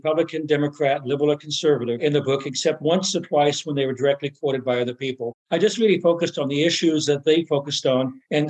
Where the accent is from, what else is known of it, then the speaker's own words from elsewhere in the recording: Oklahoma, United States; moved away as an adult; also born or lived in Massachusetts; I grew up in Oklahoma, a very red state, which I loved. And then I moved to Massachusetts when I was in college